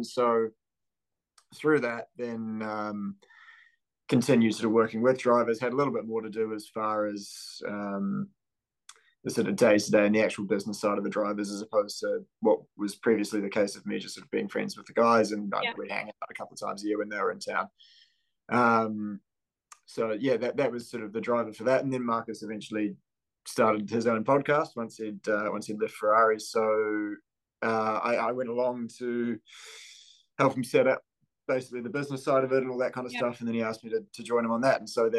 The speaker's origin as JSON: {"language": "English", "country": "New Zealand", "said": "I'm from New Zealand."}